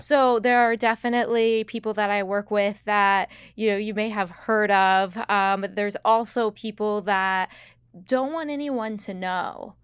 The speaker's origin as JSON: {"language": "English", "region": "West Virginia", "country": "United States", "tie": "born or raised there", "moved": "as an adult", "lives_now": "South Florida, United States", "said": "I grew up in one of the least populated counties in West Virginia."}